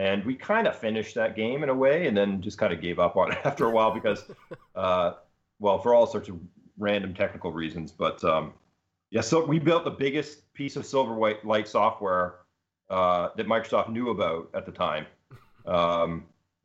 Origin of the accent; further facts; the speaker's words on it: Ontario, Canada; moved away as an adult; also born or lived in Seattle; now in Berkeley, United States; We're originally Canadian. We grew up in Ontario, so eastern side of Canada, and then after university, came out to Seattle